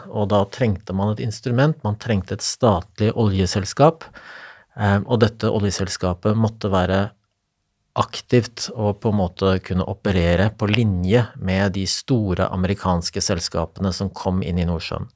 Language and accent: Norwegian; Eastern Norway, Norway; så er jeg østlending